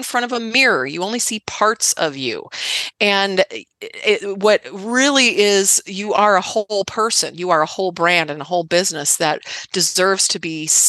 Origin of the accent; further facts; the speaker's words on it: Midwest, United States; I grew up in the Midwest, right? So I'm a Midwest girl.